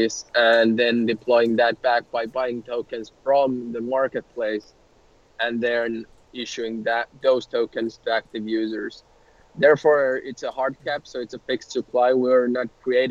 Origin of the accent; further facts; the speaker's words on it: Helsinki, Uusimaa, Finland; We're from Helsinki, Finland